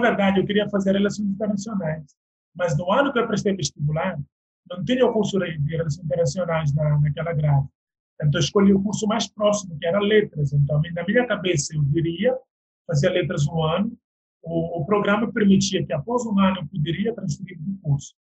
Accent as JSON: {"language": "Portuguese", "country": "Guinea-Bissau", "moved": "as an adult", "lives_now": "Brazil"}